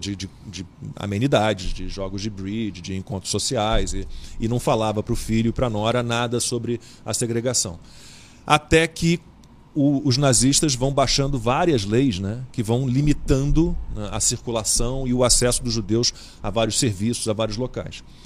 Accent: Brazil; todos nós, os descendentes é, da Elise que nasceram no Brasil, somos alemães também

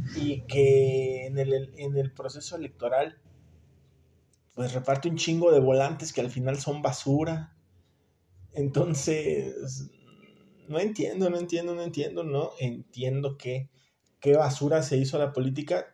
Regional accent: Mexico; nosotros como mexicanos

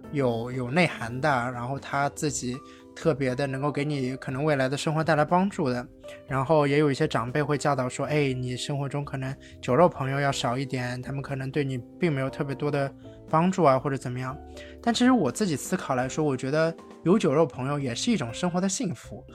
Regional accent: China; 对于我们中国人来说

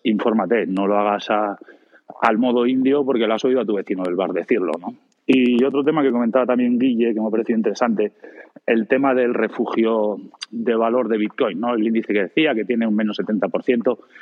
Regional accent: Spain; en España

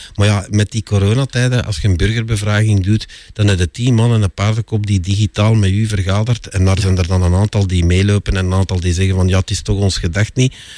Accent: Sint-Genesius-Rode, Flanders, Belgium; ik eh, ben geboren en getogen in Sint-Genesius-Schreuder, een faciliteitengemeente

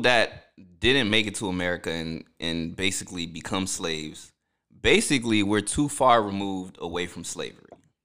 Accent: New Jersey, United States; I was born in New Jersey. My culture is Haitian

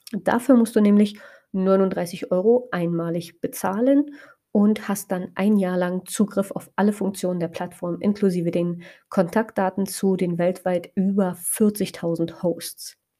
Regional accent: Spreewald, Brandenburg, Germany; in meiner Heimatstadt, also generell einfach im Spreewald

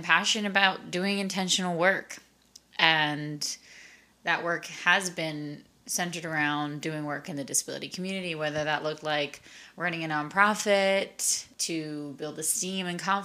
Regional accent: Long Island, New York, United States; I am originally from Long Island, New York. I grew up in a big Hispanic household

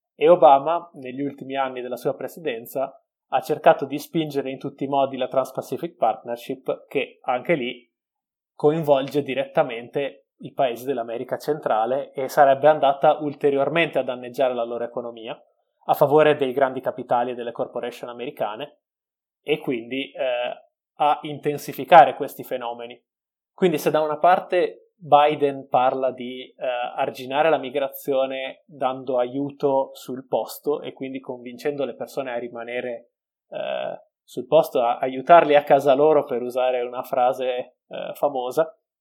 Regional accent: Veneto, Italy; essendo veneto

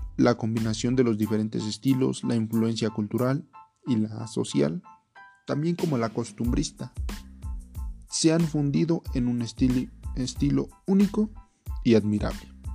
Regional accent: Mexico; somos mexicanos

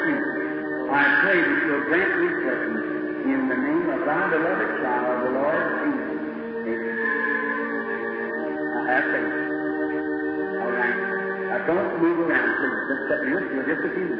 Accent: United States; I was born in the States

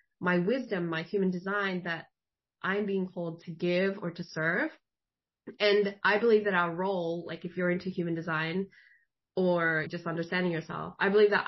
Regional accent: Philippines; moved away; I'm Filipino. I was born in the Philippines

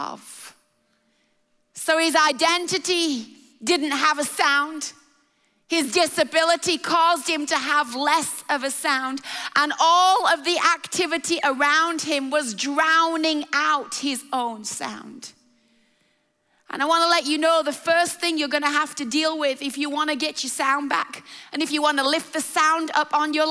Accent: England, United Kingdom; I love England, and I love the part of the world that we are from and are born and raised

